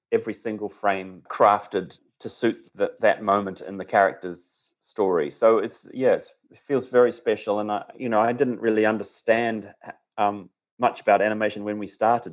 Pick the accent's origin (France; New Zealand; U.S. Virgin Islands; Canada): New Zealand; now in Los Angeles, United States; being away from my home country, how much I appreciate it and and how uh, you know how I miss the New Zealand forest